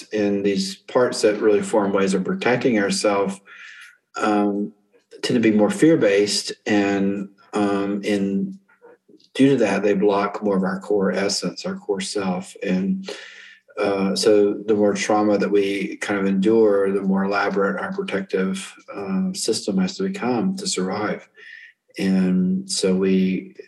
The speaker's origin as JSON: {"language": "English", "region": "North Carolina", "country": "United States", "tie": "born or raised there", "also_born_or_lived": "Colorado / Korea / Denver", "moved": "as an adult", "said": "I'm native to North Carolina. I grew up here and I lived in Colorado and Korea for a while"}